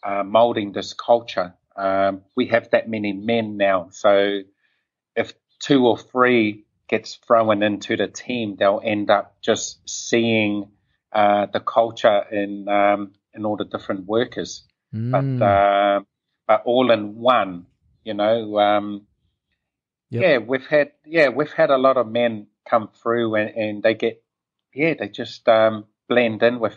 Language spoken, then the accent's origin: English; Auckland, New Zealand; Growing up in Auckland, New Zealand